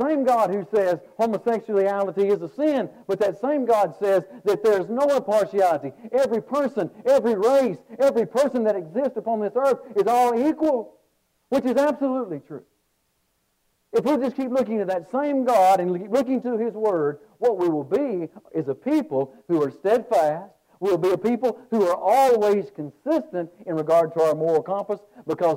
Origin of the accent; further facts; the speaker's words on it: Birmingham, Alabama, United States; I'm from the Birmingham, Alabama area